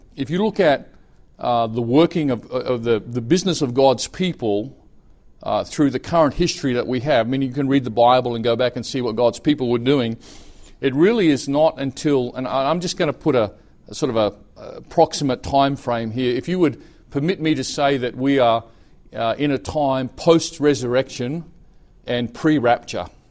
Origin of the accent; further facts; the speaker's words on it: Australia; moved away as an adult; also born or lived in Brisbane, Australia; now in Thailand; I'm Australian